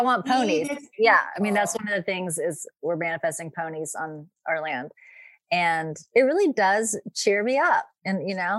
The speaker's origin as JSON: {"language": "English", "region": "the South", "country": "United States", "tie": "born or raised there", "said": "I grew up in the South where we always hung out with people of mixed ages."}